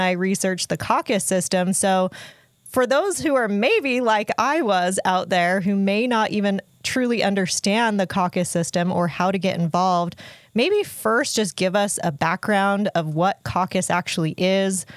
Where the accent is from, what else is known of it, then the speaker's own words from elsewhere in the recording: Utah, United States; I grew up here in Utah